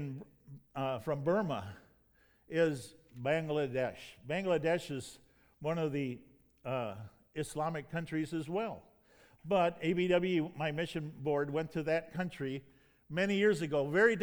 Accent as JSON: {"language": "English", "town": "Detroit", "region": "Michigan", "country": "United States", "tie": "born or raised there", "also_born_or_lived": "Greenville, South Carolina / Thailand", "moved": "as an adult", "said": "But I grew up in Detroit"}